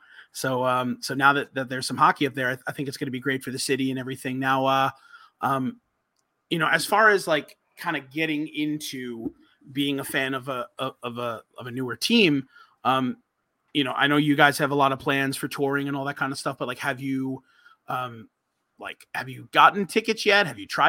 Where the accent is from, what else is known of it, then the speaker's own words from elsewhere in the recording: New York, United States; growing up in New York, every New York team by the time I was born was already established.